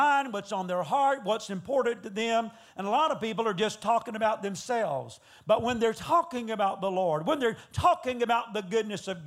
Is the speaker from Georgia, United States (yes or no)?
yes; Georgia, United States; moved away as an adult; now in Texas, United States; I'm originally from Georgia, and I've been living in Texas for 25 years.